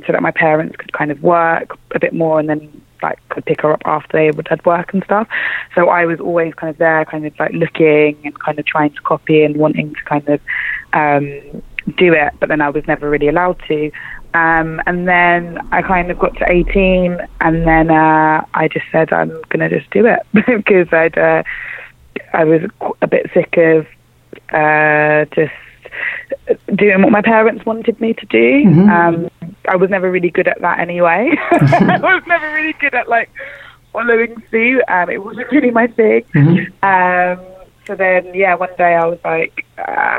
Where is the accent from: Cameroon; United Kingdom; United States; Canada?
United Kingdom; London; I was born and raised in East London. I come from a place called Forest Gate, which is right next to Stratford